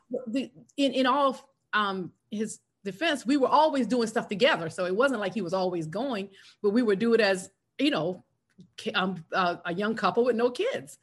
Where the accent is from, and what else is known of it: South Carolina, United States; born or raised there; moved away as an adult; now in Atlanta, United States